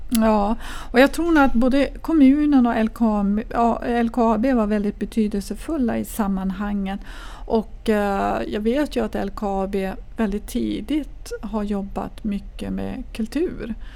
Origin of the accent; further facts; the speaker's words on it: Kiruna, Norrbotten County, Sweden; när jag växte upp i Kiruna